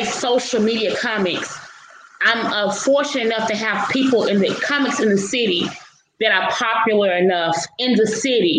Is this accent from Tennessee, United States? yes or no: yes; Memphis, Tennessee, United States; I'm from Memphis, Tennessee, right? I'm from Memphis. Pretty much everybody in Memphis knows me